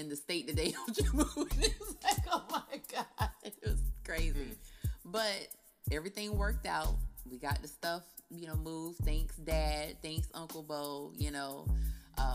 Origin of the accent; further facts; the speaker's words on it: Cocoa, Florida, United States; I'm from Coco